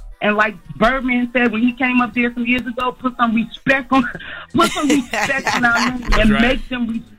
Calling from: Columbia, South Carolina, United States; I'm checking in from Columbia, South Carolina.

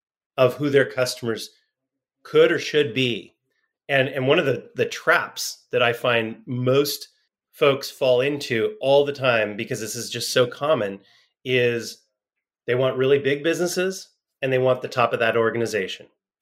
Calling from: San Diego, California, United States; I'm in San Diego, California.

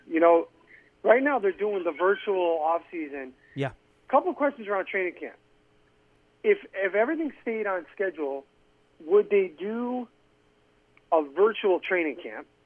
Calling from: Connecticut, United States; in Connecticut.

